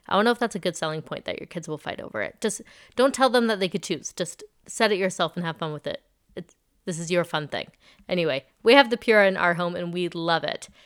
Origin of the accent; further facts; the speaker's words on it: Palm Springs, California, United States; now in Las Vegas, United States; I grew up in a desert. I grew up in Palm Springs. I'm, I'm here in Vegas.